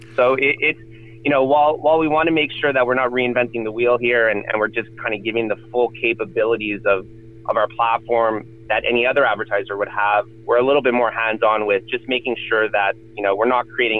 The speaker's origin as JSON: {"language": "English", "town": "Montreal", "region": "Quebec", "country": "Canada", "said": "I'm originally from Montreal"}